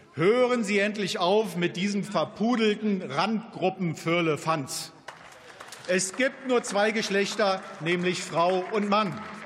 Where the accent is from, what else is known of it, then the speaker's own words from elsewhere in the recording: Germany; bei uns in Deutschland